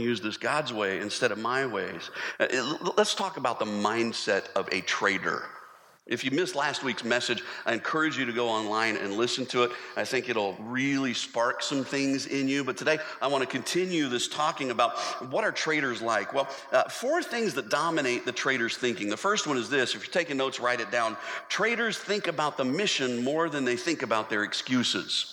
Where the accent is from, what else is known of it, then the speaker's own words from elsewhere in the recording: United States; we as American Christians